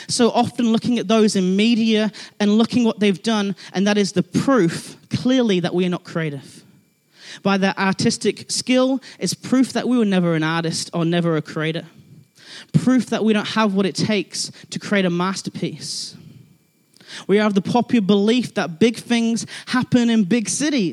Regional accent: England, United Kingdom; now in Christchurch, New Zealand; I'm from England

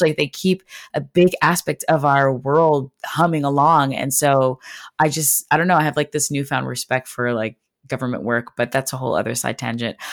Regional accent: Montreal, Quebec, Canada; moved away as an adult; now in United States; I'm actually originally from Montreal, Quebec, which is, um, a city in Canada. Um, so I grew up speaking French and English

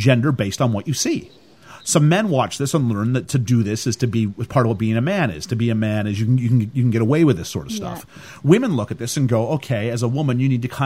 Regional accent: Canada; I come from Canada

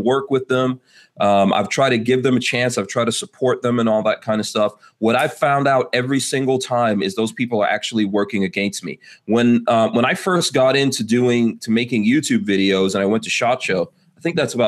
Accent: New York, United States; I'm a New Yorker myself

